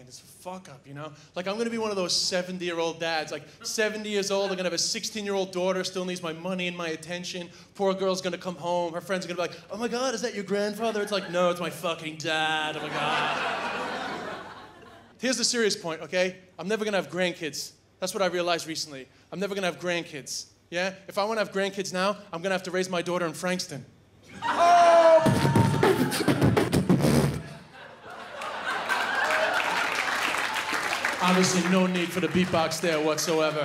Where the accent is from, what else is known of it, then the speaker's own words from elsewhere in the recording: Ireland; also born or lived in New York / China; I'm from New York, I grew up in Ireland, but I actually spent 2 years living in China